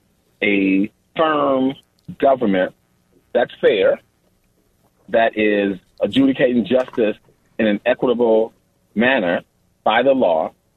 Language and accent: English; Chicago, Illinois, United States; With me growing up in Cabrini Green.